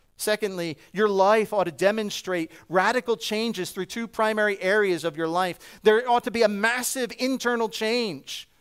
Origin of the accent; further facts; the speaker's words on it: New Jersey, United States; I'm from New Jersey. We talk a bit fast.